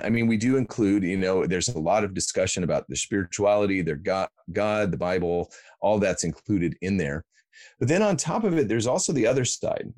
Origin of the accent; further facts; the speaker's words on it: Iowa, United States; moved away as an adult; also born or lived in Baltimore, United States; now in Australia; I grew up in Iowa, in the middle part of the United States